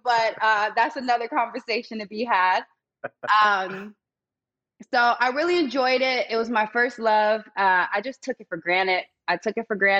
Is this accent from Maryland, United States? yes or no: no; Vero Beach, Florida, United States; moved away; I'm from Vero Beach, Florida. It's a small retirement community, very quiet on the beach. Everybody, they're all raised up together